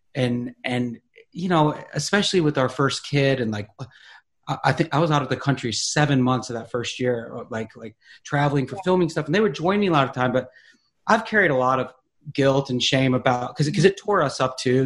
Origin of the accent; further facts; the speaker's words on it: Charlotte, North Carolina, United States; moved away; I'm from Charlotte